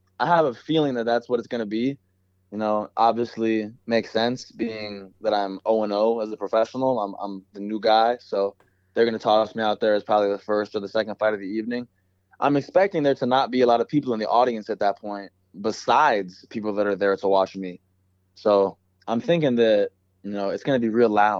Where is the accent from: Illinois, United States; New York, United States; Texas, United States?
Illinois, United States; Chicago; moved away; I'm from Chicago